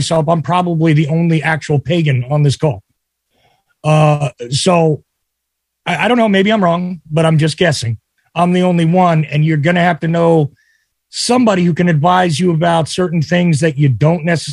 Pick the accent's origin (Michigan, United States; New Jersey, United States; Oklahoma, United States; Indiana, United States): New Jersey, United States; I grew up in New Jersey.